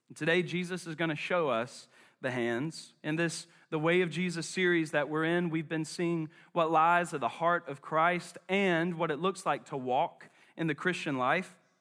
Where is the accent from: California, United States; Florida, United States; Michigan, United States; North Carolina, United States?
North Carolina, United States; Charlotte; I'm from West Charlotte. Um, and not only am I from West Charlotte, but West Charlotte is in my blood